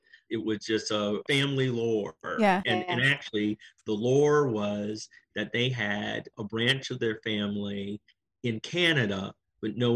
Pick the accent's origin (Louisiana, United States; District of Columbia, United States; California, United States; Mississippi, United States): District of Columbia, United States; Washington; moved away; also born or lived in Silver Spring, Maryland; I'm from Washington, D.C., born and raised, born at the old Sibley